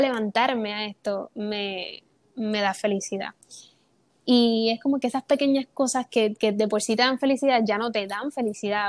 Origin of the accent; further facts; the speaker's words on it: Puerto Rico; soy de Puerto Rico, tengo 22 años